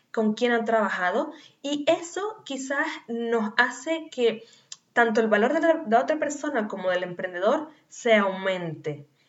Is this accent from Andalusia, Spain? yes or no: no; Canary Islands, Spain; nacida en Canarias